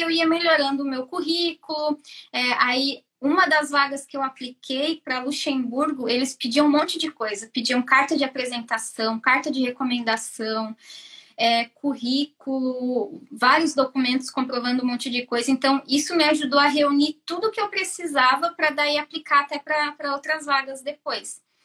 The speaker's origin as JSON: {"language": "Portuguese", "town": "Joinville", "region": "Santa Catarina", "country": "Brazil", "moved": "as an adult", "lives_now": "Ireland", "said": "sou de Joinville, Santa Catarina. Eu vim para cá faz um ano e meio"}